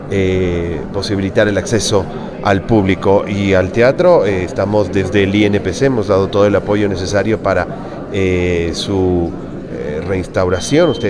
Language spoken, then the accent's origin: Spanish; Ecuador; la importancia que tiene esta región y esta ciudad en la construcción de, de lo que somos como ecuatorianos.